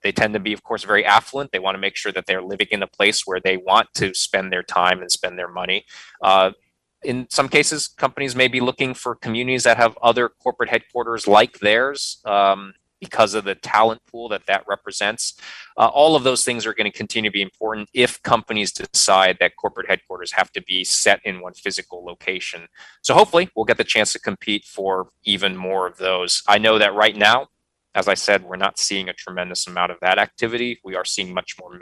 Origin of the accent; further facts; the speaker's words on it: Midwest, United States; moved away as an adult; now in North Carolina, United States; I come from the Midwest.